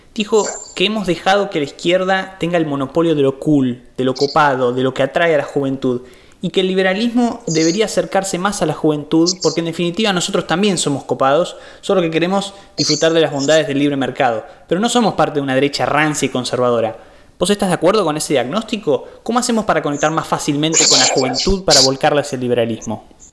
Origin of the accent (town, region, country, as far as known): Argentina